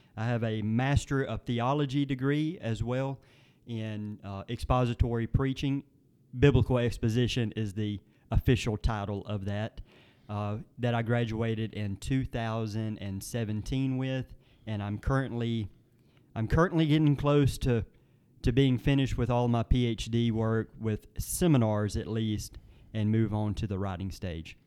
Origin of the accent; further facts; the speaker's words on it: Nettleton, Mississippi, United States; My hometown is Nettleton. That is located in the southern part of Lee County.